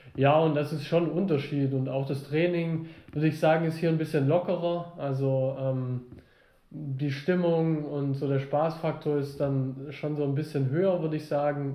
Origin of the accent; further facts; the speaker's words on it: the South, Southern Germany, Germany; bei uns im Süden